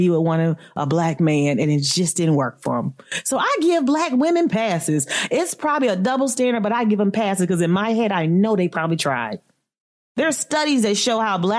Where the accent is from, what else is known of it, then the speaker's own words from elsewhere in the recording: Florida, United States; now in Philadelphia, United States; I am born and raised from Florida, FLA